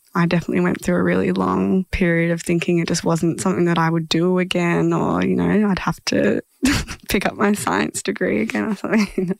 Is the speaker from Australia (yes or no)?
yes; Horsham, Victoria, Australia; moved away; I grew up in Horsham